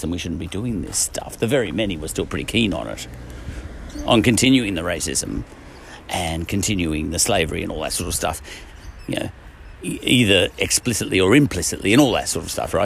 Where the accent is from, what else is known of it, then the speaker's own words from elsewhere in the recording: Ireland; I'm Irish